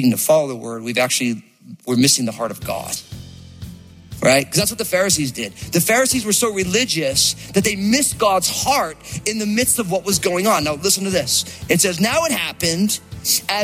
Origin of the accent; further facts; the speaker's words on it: New Jersey, United States; I grew up in New Jersey.